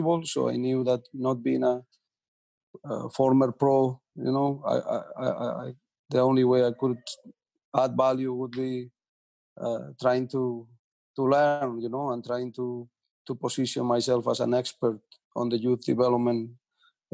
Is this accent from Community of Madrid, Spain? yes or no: no; a little town next to Villarreal, Valencian Community, Spain; moved away; my hometown is a very little town next to Villarreal